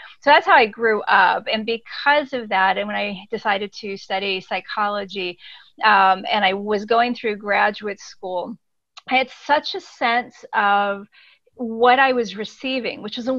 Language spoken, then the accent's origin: English; Ecuador; So I grew up cross-culturally my entire life. My parents were missionaries. I grew up in Ecuador and grew up with this experience of being suspended between cultures in a way.